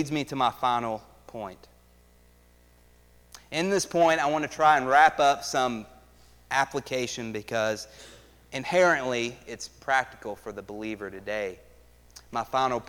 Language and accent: English; United States; I've heard this passage probably 100 times growing up in America